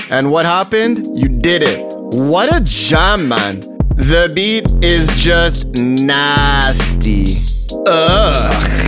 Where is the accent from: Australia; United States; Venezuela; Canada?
Canada; Montreal, Quebec; I'm born and raised in Montreal